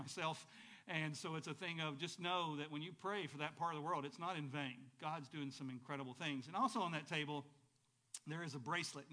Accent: Arab, Alabama, United States; also born or lived in Chattanooga, Tennessee; We moved from Tennessee to Alabama when I was 5 years old.

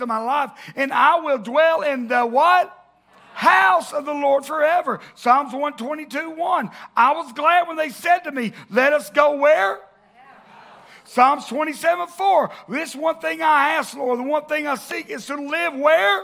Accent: the South, United States; growing up in the South and growing up in church

